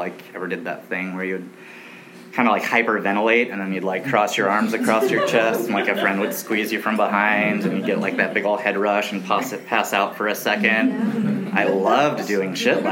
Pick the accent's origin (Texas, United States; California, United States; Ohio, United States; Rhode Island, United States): California, United States; Long Beach; also born or lived in Big Piney, Wyoming; I grew up primarily in Long Beach, California, which is very near, close